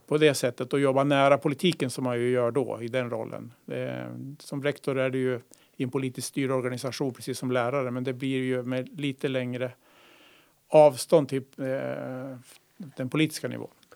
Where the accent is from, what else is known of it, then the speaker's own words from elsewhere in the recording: Malmköping, Södermanland, Sweden; moved away as an adult; also born or lived in Umeå / Pajala / Orsa, Dalarna; Sörmland, Malmköping, eh, hjärtat av Sörmland tre mil söder om Eskilstuna.